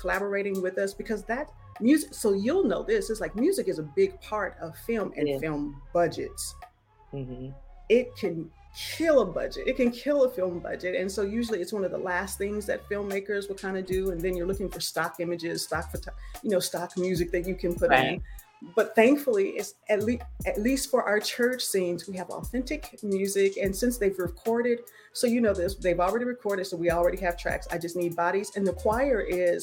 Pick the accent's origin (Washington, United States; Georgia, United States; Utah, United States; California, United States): California, United States; Southern; now in Houston, United States; I am from Southern California and live in Houston